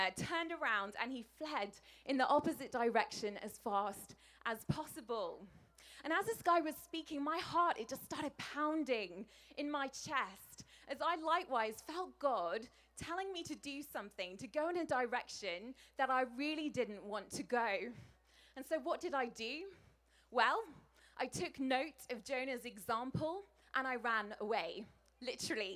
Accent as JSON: {"language": "English", "region": "England", "country": "United Kingdom", "said": "as an English person. We don't get a lot of sunshine where I come from"}